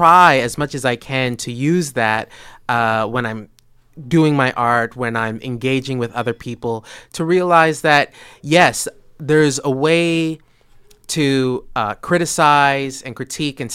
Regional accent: Calgary, Alberta, Canada; also born or lived in Ghana; I was born in Calgary, but for a few years in the 90s, we grew up as children in Ghana, West Africa.

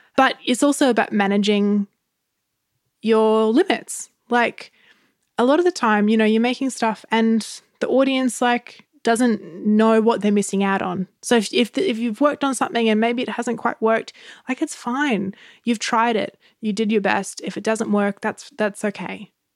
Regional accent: Gold Coast, Queensland, Australia; I grew up on the Gold Coast

